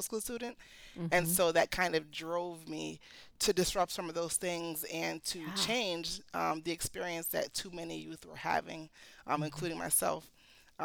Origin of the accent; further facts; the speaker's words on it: Connecticut, United States; also born or lived in New York / Philadelphia / Jamaica; I was raised mostly in Connecticut, but also in New York, and I went to school in Philadelphia